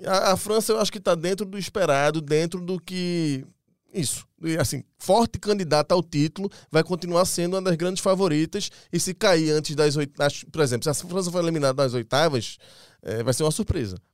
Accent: Brazil; A gente é brasileiro

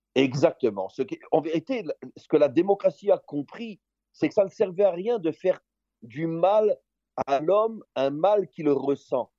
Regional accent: Israel; chez nous en Israël

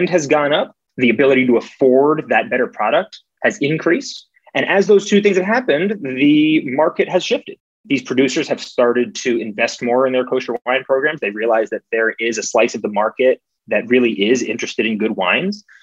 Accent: New York, United States; at least in New York, I'm, I'm from New York

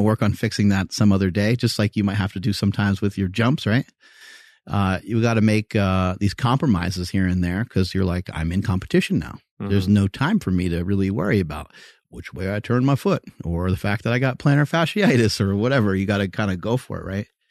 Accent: New York, United States; I grew up in New York

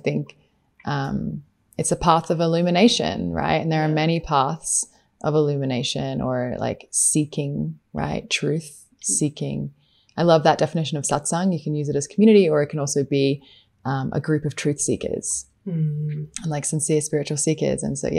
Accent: Queensland, Australia; moved away as an adult; we're both from Queensland, the same state. I left Australia at 18

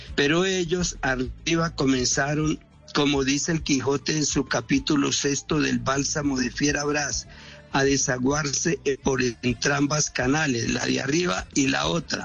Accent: Armenia, Quindío, Colombia; yo soy cuyabro de Armenia

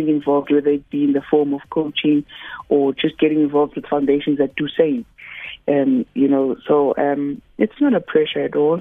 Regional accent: Cape Town, Western Cape, South Africa; I'm from Khayelitsha, a township that is unfortunately quite notorious

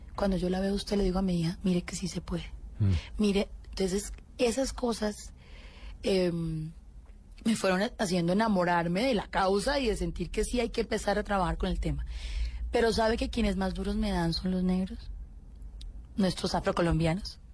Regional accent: Colombia; soy una colombiana común y corriente

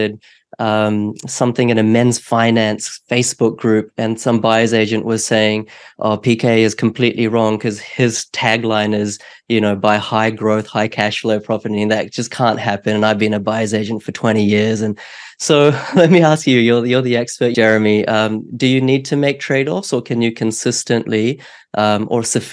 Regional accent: New Zealand; now in Australia; in New Zealand where I grew up

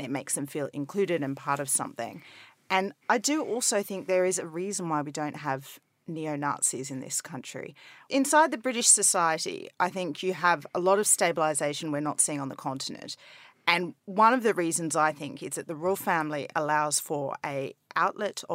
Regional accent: Australia; moved away as an adult; now in United Kingdom; being Australian

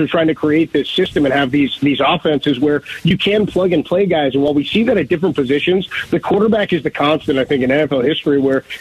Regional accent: San Francisco Bay Area, California, United States; I grew up in the Bay Area

